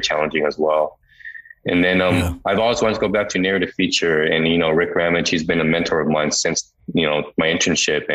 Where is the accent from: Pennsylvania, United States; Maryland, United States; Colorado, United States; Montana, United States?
Colorado, United States; Denver; I grew up in Denver, Colorado